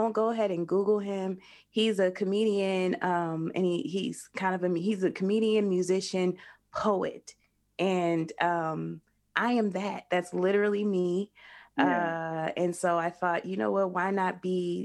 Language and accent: English; Denver, Colorado, United States; I'm from Denver. So I started in Denver.